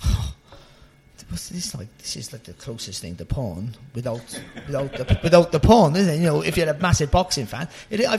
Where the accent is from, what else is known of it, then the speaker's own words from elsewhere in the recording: Cardiff, Wales, United Kingdom; moved away as an adult; I'm from a Cardiff. I've lived up in sort of this area for 20 years now, but I'm a Cardiff boy, and I haven't lost my accent one bit.